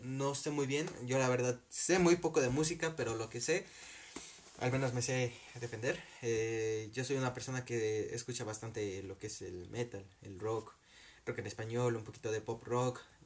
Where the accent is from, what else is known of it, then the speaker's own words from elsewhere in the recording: Mexico; como mexicanos